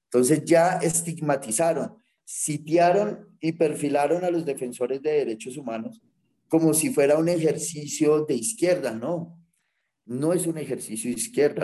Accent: Colombia; nosotros como colombianos

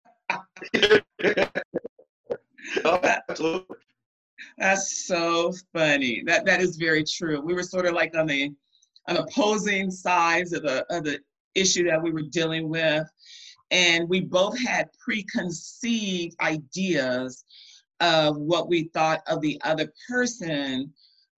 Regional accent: Compton, California, United States; I was raised in Compton, California

